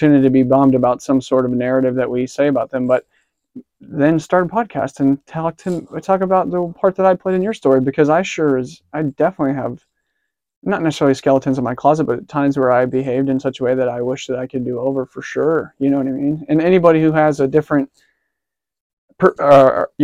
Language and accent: English; Cincinnati, Ohio, United States; I was born in Cincinnati in 95